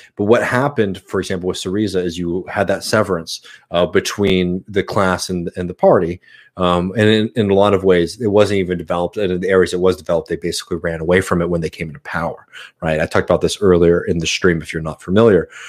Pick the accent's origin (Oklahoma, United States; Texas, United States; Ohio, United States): Texas, United States; Austin; moved away; I'm from Austin, Texas. Uh, yeah, I was born in Saint David's Hospital